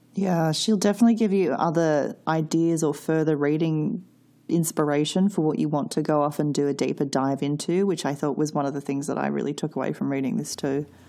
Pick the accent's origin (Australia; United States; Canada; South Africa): Australia; when I was learning Australian history